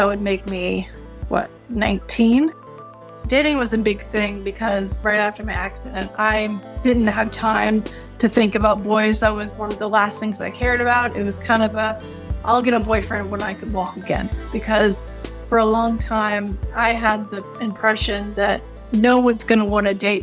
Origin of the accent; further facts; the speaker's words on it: Richmond, Virginia, United States; Richmond, my hometown